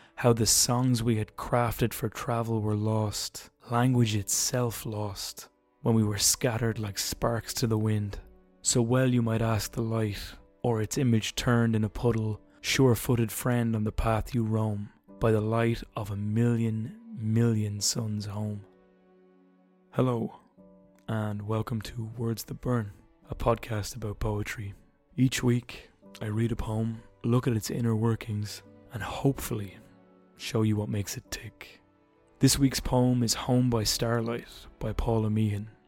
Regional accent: Ireland; I'm Irish

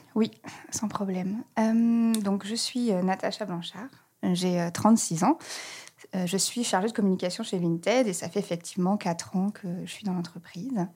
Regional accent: Reims, Grand Est, France; moved away as an adult; also born or lived in Grenoble; now in Berlin, Germany; je suis née à Grenoble, j'ai grandi à Reims, voilà, et ça fait maintenant plus de dix ans que j'habite à Berlin, en Allemagne

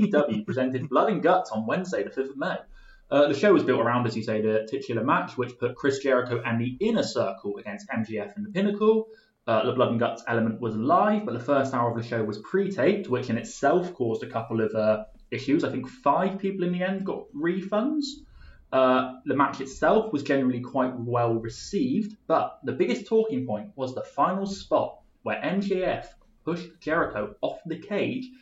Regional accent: Somerset, South West England, United Kingdom; we grew up in Somerset

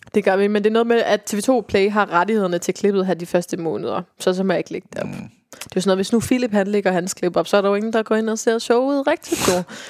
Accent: Viborg, Central Denmark Region, Denmark; moved away; jeg kommer jo fra Viborg

